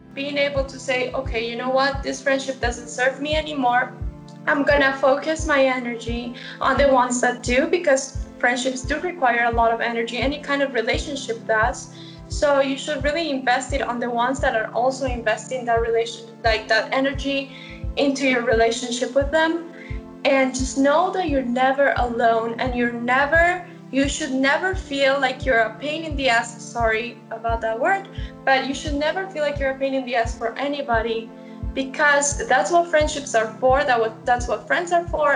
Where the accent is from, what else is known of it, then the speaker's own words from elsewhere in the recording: Medellín, Antioquia, Colombia; moved away; also born or lived in Los Angeles, United States / Missouri, United States; I am originally from Medellin, Colombia